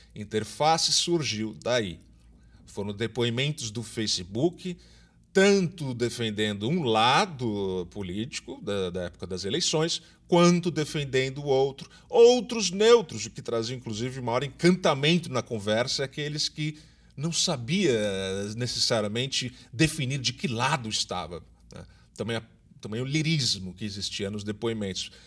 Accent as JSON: {"language": "Portuguese", "region": "São Paulo", "country": "Brazil", "moved": "yes", "lives_now": "Recife, Brazil", "said": "eu sou de São Paulo, mas já moro aqui há 20 anos"}